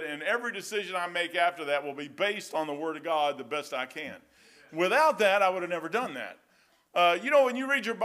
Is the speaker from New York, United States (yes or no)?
no; Kentucky, United States; I'm dumb hillbilly from Kentucky.